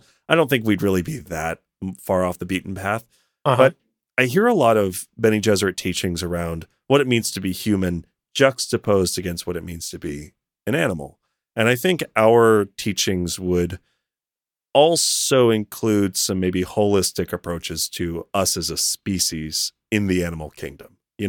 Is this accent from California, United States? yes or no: yes; Berkeley, California, United States; Born and raised in Berkeley.